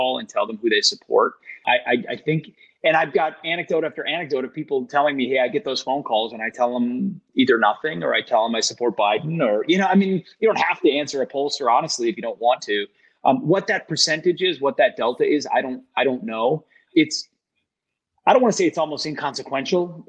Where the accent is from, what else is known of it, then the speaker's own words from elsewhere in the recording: Minneapolis, Minnesota, United States; Minneapolis, where I'm from, in my home state of Minnesota